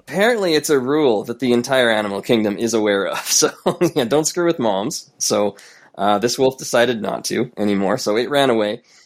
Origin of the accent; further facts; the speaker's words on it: Canada; who I am as a Canadian